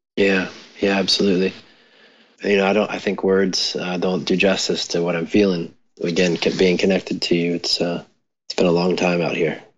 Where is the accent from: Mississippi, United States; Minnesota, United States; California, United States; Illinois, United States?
Mississippi, United States; growing up in Mississippi and with a chronic illness